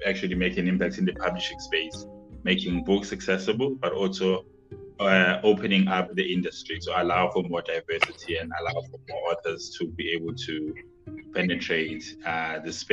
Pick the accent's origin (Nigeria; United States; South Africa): South Africa; I'm from South Africa in a township. So, you know, I've been to rural and township schools pretty much my whole life